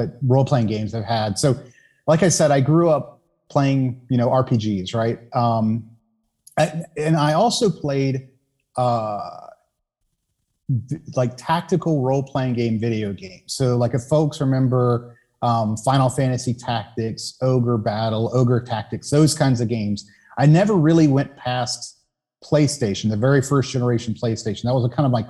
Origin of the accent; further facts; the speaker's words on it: Savannah, Georgia, United States; moved away as an adult; I was born in Savannah, Georgia, so southeastern, part of the U.S. I grew up there, left when I was 18